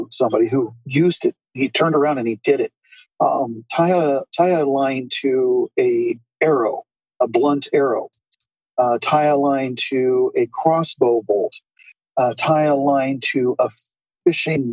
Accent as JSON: {"language": "English", "region": "Southern Oregon", "country": "United States", "also_born_or_lived": "Portland, Oregon", "moved": "as an adult", "lives_now": "China", "said": "from my stretch of Oregon, my original stretch, home part of Oregon. But I moved to China from the Portland area"}